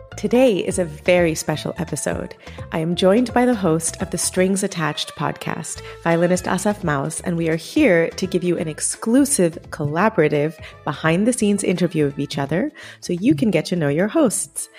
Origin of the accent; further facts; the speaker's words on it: Chicago, Illinois, United States; Growing up in Chicago, I think I was probably the only Indian in my class